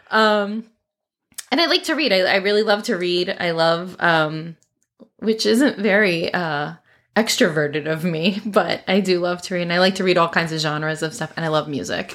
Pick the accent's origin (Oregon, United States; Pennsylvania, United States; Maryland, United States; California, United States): Maryland, United States; moved away as an adult; also born or lived in Tennessee; now in Florida, United States; I consider myself a Marylander for sure, although now we've lived in Florida for almost thirteen years